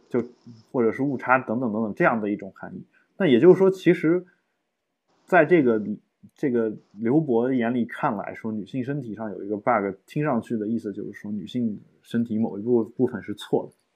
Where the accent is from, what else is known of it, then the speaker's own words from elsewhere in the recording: China; 我们国家的人